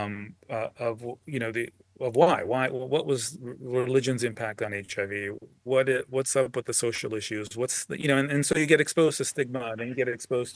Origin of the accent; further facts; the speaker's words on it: Los Angeles, California, United States; moved away as an adult; also born or lived in Bay Area / Boston / Washington, D.C.; now in Los Angeles, United States; I'm a California guy, born and raised in Los Angeles